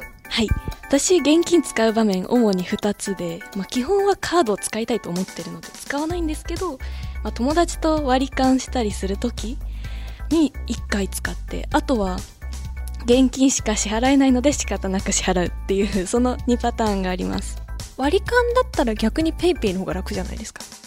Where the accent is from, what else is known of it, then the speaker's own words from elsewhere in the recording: Aichi, Japan; 地元愛知出身で